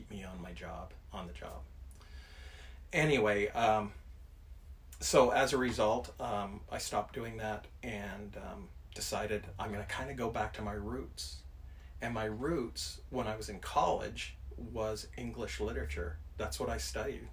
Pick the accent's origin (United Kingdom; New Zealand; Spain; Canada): Canada; Alberta; also born or lived in Calgary, Alberta / Edmonton, Alberta; now in Forest Grove, United States; I was born and raised in Canada.